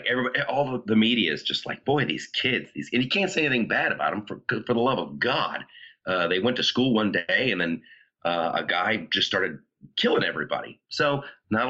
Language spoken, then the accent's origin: English; Ohio, United States; moved away; I grew up in Ohio.